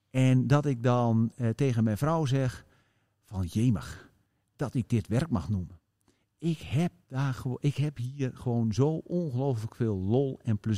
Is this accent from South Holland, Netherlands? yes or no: no; Leek, Groningen, Netherlands; van het kantoor in Leek.